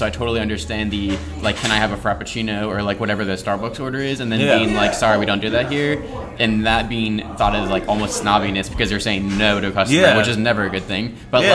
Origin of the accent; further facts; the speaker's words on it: Ohio, United States; growing up in Ohio